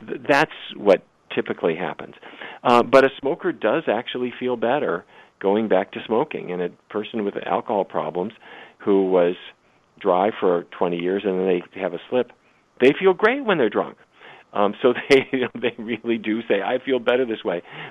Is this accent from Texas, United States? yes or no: no; North Dakota, United States; when I was a kid, I grew up in North Dakota